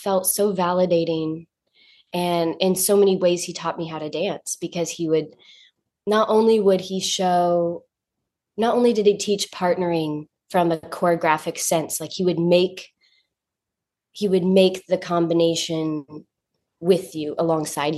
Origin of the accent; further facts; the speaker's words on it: North Carolina, United States; now in New York, United States; I'm from North Carolina